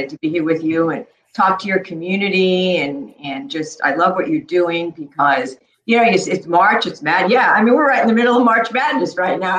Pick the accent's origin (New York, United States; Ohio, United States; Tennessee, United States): New York, United States; New York City; also born or lived in Chicago; I grew up in Queens in Forest Hills.